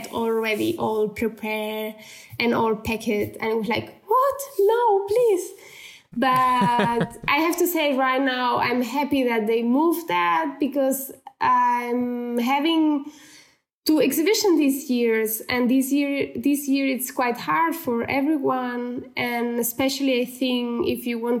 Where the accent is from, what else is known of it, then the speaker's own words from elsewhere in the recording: Barcelona, Catalonia, Spain; English is a second language; moved away as an adult; now in Munich, Germany; I'm still from Barcelona.